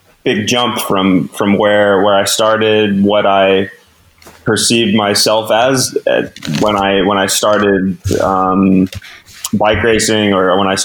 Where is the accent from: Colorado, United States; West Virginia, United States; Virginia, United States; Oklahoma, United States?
Colorado, United States; Durango; growing up in Durango